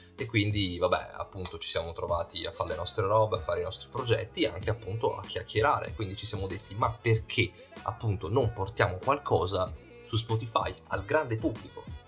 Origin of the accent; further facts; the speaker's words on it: Verona, Veneto, Italy; io e Lucio che siamo di Verona